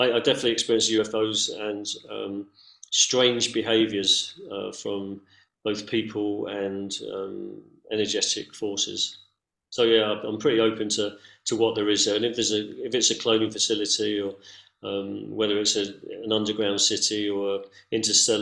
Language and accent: English; London, United Kingdom; moved away as an adult; also born or lived in San Francisco, United States / Cusco, Peru; now in Mount Shasta, United States; I grew up in London. I lived in San Francisco. I lived in Cusco.